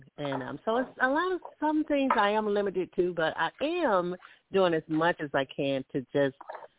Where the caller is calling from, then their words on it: Alabama, United States; I'm calling from Alabama.